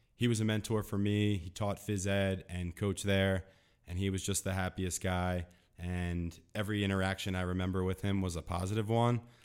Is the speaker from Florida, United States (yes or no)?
no; Delaware County, Pennsylvania, United States; I grew up in Delaware County, Pennsylvania, so shout out to Delco